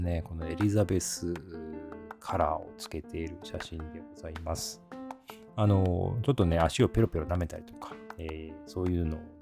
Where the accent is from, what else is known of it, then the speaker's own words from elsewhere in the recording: Osaka, Japan; moved away; 私実は大阪出身なんですけども